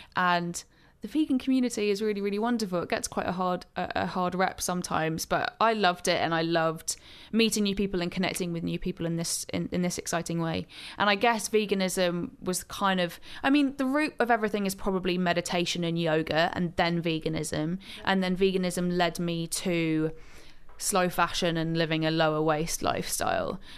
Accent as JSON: {"language": "English", "area": "Gloucestershire", "region": "South West England", "country": "United Kingdom", "tie": "born or raised there", "moved": "yes", "lives_now": "London, United Kingdom", "said": "I grew up in Gloucestershire, uh, in the countryside"}